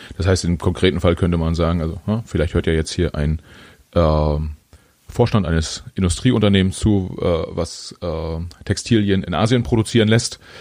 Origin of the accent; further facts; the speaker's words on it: Germany; ich bin in Deutschland geboren und nicht in Bolivien